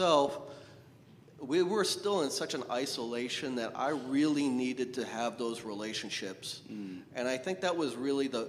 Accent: New Hampshire, United States; now in Southern California, United States; I grew up in New Hampshire, not in the Midwest, but Northeast.

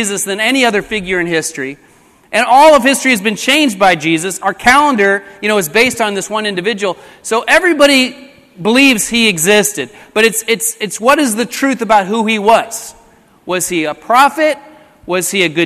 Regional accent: Colorado, United States; moved away as an adult; also born or lived in Long Beach, California; now in Long Beach area, United States; My wife and I, we grew up in Colorado

